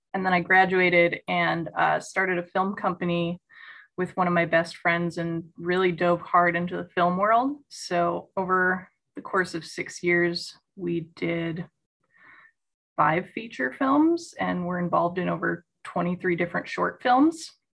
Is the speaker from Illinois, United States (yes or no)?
yes; Chicago suburbs, Illinois, United States; I'm a Midwest native. I grew up in the Chicago suburbs